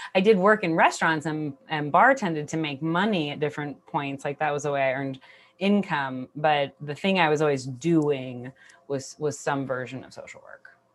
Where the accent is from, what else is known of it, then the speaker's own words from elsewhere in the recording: Bay Area, California, United States; I grew up in the Bay Area in the nineties